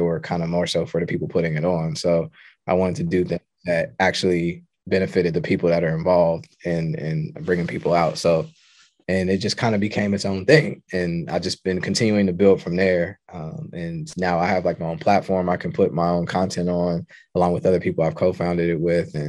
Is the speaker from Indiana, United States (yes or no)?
yes; Indianapolis, Indiana, United States; I'm from the Midwest. I'm from Indianapolis, Indiana, but I've moved around a lot.